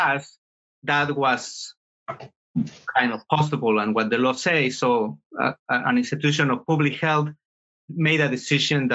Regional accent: Mexico City, Mexico; moved away as an adult; now in Houston, United States; I was born in Mexico City and grew up there.

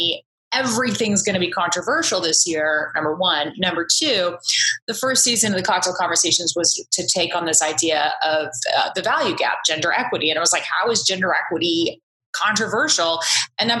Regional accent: Orange County, California, United States; growing up in Orange County, California

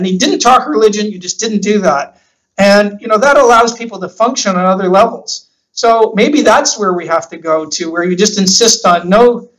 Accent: Canada; moved away as an adult; now in Australia; I'm Canadian

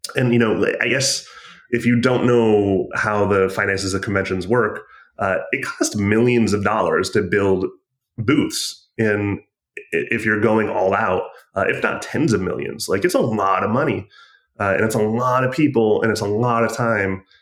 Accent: Michigan, United States; I'm from Michigan

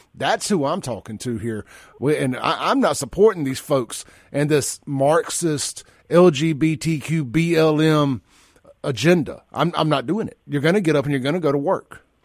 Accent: Jackson, Mississippi, United States; I'm from South Jackson. We ain't really had no trailers in South Jackson. Our rival was Pearl

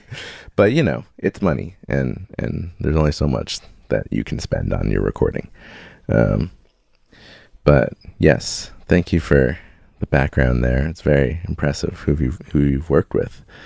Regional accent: Chicago, Illinois, United States; now in San Diego, United States; I grew up in Chicago area

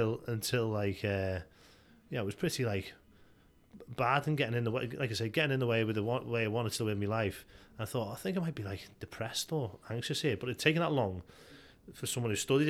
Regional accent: Liscard, North West England, United Kingdom; So I grew up in Liscard, and you know, got mates in Liscard and Wallasey and New Brighton, and like went to Mosson School and all

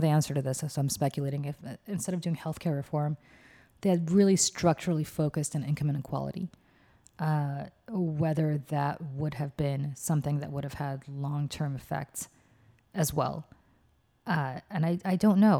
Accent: Russia; moved away; I'm from Russia

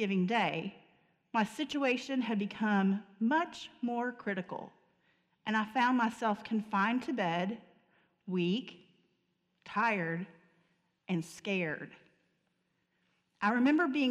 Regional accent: Murray, Kentucky, United States; I grew up in Murray, Kentucky

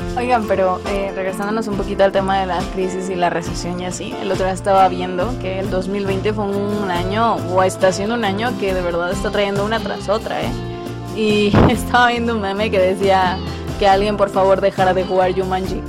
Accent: Mexico; Yo soy mexicano y que mexicanos nos sentimos mexicanos aquí en China

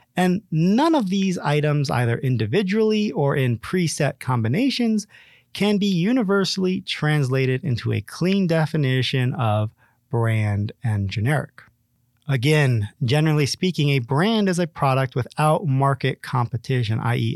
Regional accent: Ohio, United States; my home state of Ohio

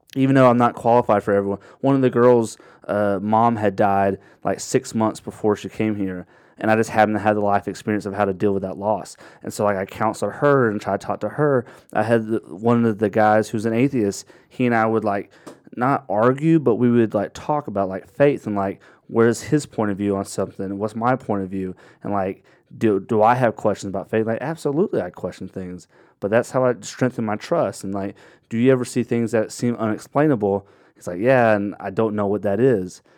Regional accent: Dahlonega, Georgia, United States; I grew up in Dahlonega, Georgia

